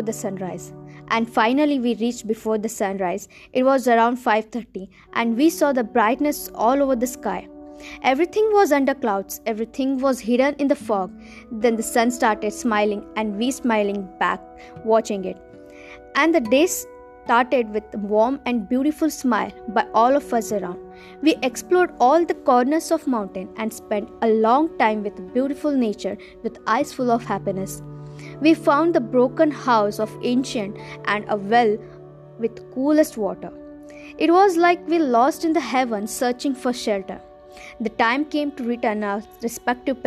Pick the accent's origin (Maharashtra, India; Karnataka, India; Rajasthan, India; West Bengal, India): Karnataka, India; Western Ghats, near Karwar; also born or lived in Hubli, Karnataka; I been for a hiking in my hometown.